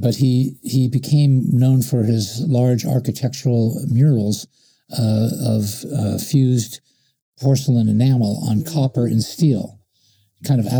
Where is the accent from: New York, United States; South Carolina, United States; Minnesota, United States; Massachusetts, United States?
New York, United States; Stony Point; moved away; also born or lived in Brooklyn, New York / California; I was born in Brooklyn, but my parents moved when I was three to an artist community in Stony Point, New York